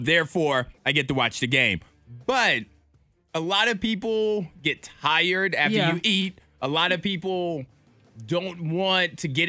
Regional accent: Chatham, United States; even though both of us grew up in the country, I grew up in Chatham, you grew up in Bedford, all countries aren't made the same.

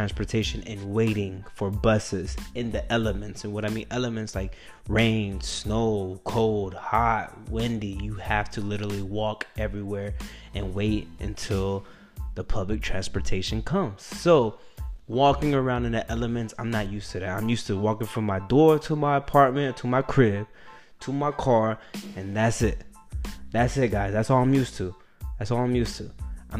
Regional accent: Killeen, Texas, United States; moved away as an adult; now in New York, United States; When I was born and raised that, I don't even think my town has Uber. I don't know. Does Killeen, Texas have Uber?

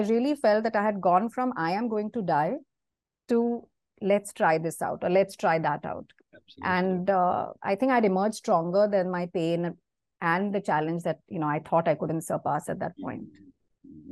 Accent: Mumbai, Maharashtra, India; moved away as an adult; now in Singapore; I have been born and brought up in Mumbai. Uh, I spent almost 37 years of my life there.

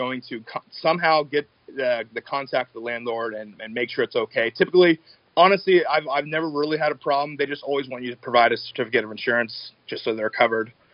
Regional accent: Enumclaw, Washington, United States; Enumclaw, where we're from

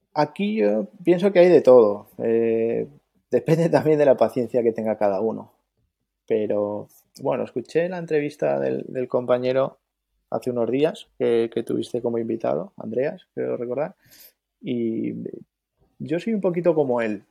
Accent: Mallorca, Balearic Islands, Spain; also born or lived in Andalusia; vivo en Mallorca, pero toda mi familia es andaluza, incluso yo nací en Andalucía, pero llevo aquí toda la vida

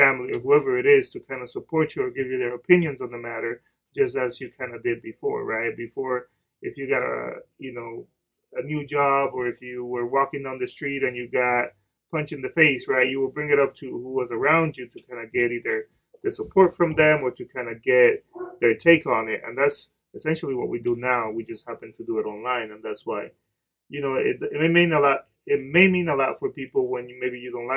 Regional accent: Dominican Republic; English is a second language; moved away; I'm Dominican. I grew up in the Dominican Republic. So sometimes I'm going to mess up some words

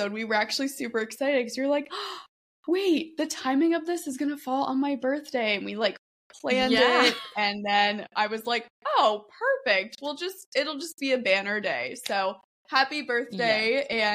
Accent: Arizona, United States; moved away as an adult; also born or lived in Michigan; now in Ohio, United States; I was born in Michigan, but grew up in Arizona.

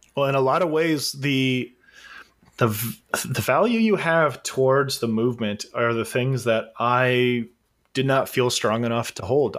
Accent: Southern California, United States; the long-haired fuck from Southern California

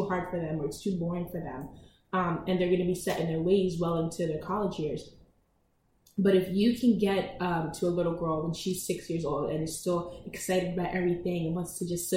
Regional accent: Delaware, United States; I am focusing on expanding in Delaware right now, my home state

